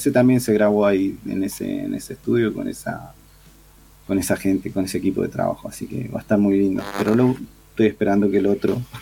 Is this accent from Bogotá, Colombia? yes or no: yes; Bogotá, Colombia; moved away; De Colombia, de Bogotá.